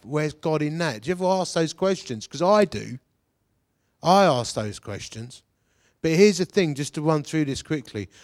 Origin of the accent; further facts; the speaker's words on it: Romford, London, United Kingdom; I'm from Essex. I'm a Romford boy